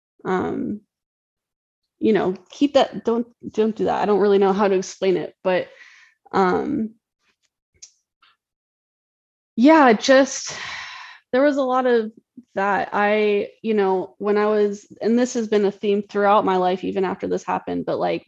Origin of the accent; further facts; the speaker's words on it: Tennessee, United States; I grew up in Tennessee